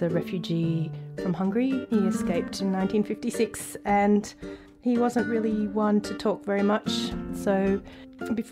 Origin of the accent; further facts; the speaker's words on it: Brisbane, Queensland, Australia; growing up in Brisbane